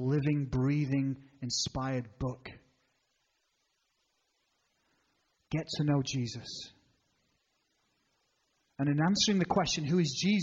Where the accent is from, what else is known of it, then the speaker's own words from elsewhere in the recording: England, United Kingdom; I'm an Englishman